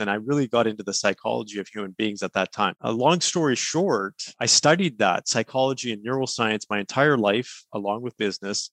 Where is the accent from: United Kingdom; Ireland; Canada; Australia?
Canada; Kelowna, British Columbia; where i grew up in Kelowna, british columbia but i grew up on an orchard